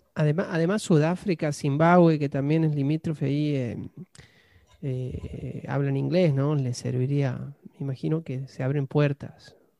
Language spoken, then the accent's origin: Spanish; Argentina; now in United States